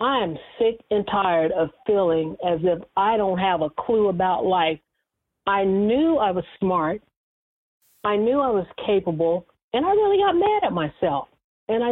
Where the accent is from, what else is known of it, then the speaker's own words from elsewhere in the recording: Bakersfield, California, United States; moved away as an adult; also born or lived in Los Angeles; I transferred my job that I had in my hometown of Bakersfield to Los Angeles